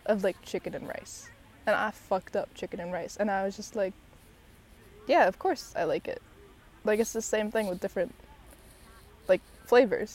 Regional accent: Chicago, Illinois, United States; also born or lived in San Diego, California / London; now in New York, United States; being born in San Diego, growing up in Chicago, having lived in New York for years now

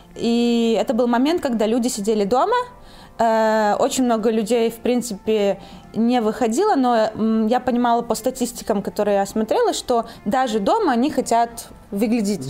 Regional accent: Belarus; also born or lived in Italy; now in Poland; я из Беларуси.

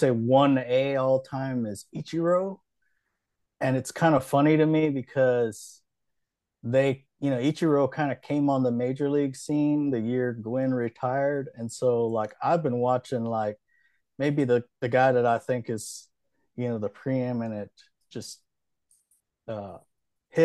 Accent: Hawaii, United States; also born or lived in central Kentucky; now in Kentucky, United States; I grew up in Hawaii.

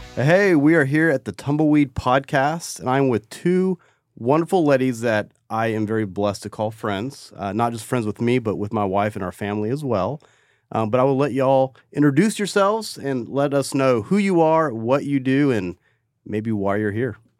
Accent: Crowley, Texas, United States; I'm from North Crowley

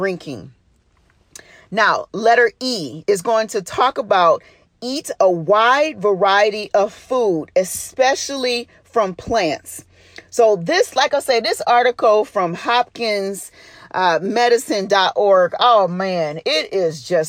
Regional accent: Detroit, Michigan, United States; I'm from Detroit and I grew up saying pop

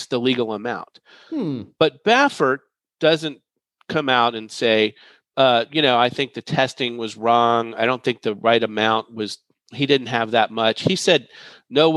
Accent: Dallas, Texas, United States; I'm from Dallas

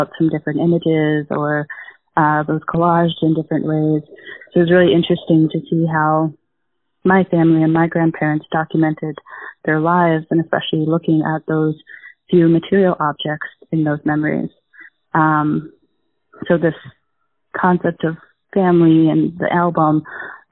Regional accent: Albuquerque, New Mexico, United States; now in Madison, United States; I'm originally from Albuquerque, New Mexico, but currently live in Madison, Wisconsin

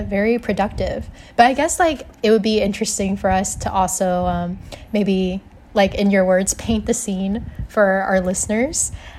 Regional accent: Louisville, Kentucky, United States; moved away as an adult; now in Evanston, United States; I'm also from Louisville, Kentucky, but I'm currently in Evanston, Illinois right now.

